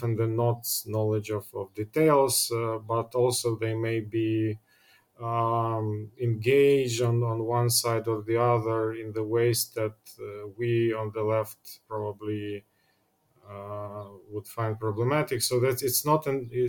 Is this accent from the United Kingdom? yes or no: no; Ukraine; moved away as an adult; I was born in Ukraine, and half of my life passed there